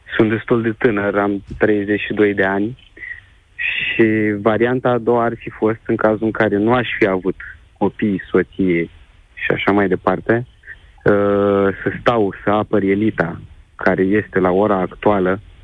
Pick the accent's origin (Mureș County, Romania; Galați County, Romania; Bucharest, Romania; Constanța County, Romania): Galați County, Romania; Galați; Eu sunt și din estul țării, ca locație, să zic așa, da. sunt din Galați